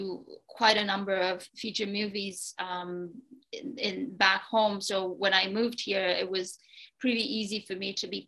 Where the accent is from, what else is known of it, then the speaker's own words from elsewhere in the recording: Romania; moved away as an adult; now in Canada; I grew up in Romania